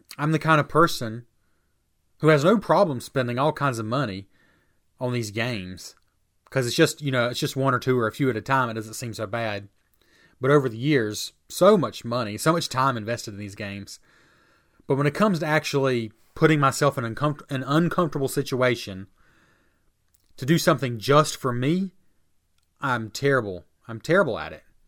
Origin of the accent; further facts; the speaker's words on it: United States; I'm an American who considers himself a Christian